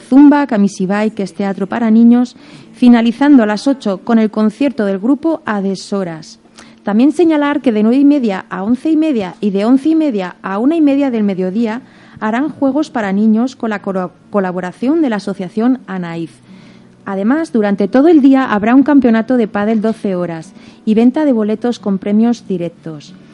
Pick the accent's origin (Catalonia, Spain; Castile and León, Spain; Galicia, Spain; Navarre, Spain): Navarre, Spain; Berriozar; en mi pueblo, en Berriozar